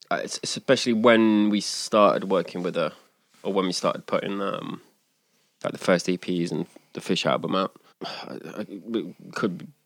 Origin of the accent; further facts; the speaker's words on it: England, United Kingdom; Like coming from my background being English, and I was in bands my whole life.